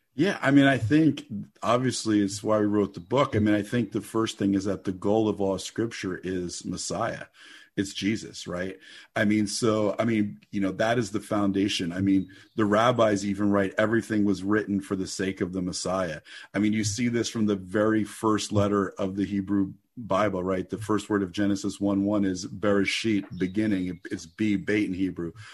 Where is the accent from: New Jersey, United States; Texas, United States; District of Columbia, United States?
New Jersey, United States; I grew up in the Holy Land, New Jersey